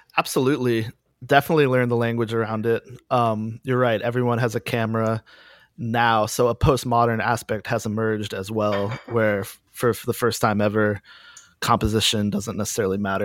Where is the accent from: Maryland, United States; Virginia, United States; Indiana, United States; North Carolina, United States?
North Carolina, United States; Durham; moved away as an adult; also born or lived in Chicago; I grew up in Durham, North Carolina, around Chapel Hill in the Carborough merge record scene